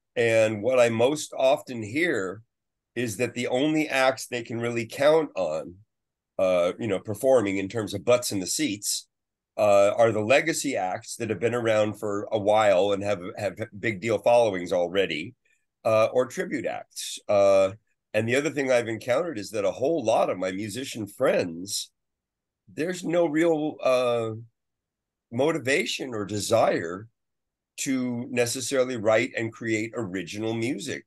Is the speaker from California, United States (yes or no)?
yes; San Francisco, California, United States; also born or lived in Half Moon Bay, California / Sausalito, California; I grew up in the Bay Area